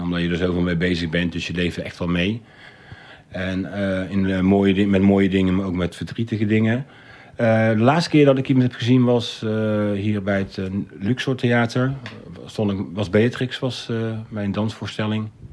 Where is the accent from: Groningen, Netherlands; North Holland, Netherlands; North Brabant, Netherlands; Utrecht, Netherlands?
North Brabant, Netherlands; Breda; now in Rotterdam, Netherlands; ik ben geboren in Breda. Breda is al van oudsher een oranje stad. Eh, Willem van Oranje heeft er gewoond. En dat leerde ik op school, op de basisschool